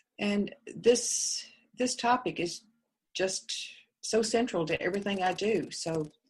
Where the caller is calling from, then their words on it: Campbell, California, United States; I'm calling from Campbell, California